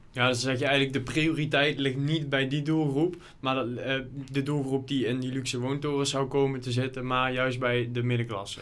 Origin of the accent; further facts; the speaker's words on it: Lottum, Limburg, Netherlands; ik kom zelf uit Lottum, klein dorp in de gemeente Horsen de Maas.